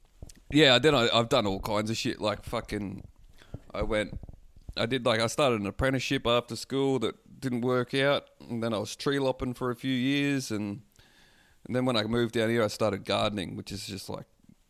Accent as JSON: {"language": "English", "town": "Townsville", "region": "Queensland", "country": "Australia", "tie": "born or raised there", "moved": "as an adult", "lives_now": "Melbourne, Australia", "said": "I grew up on acreage."}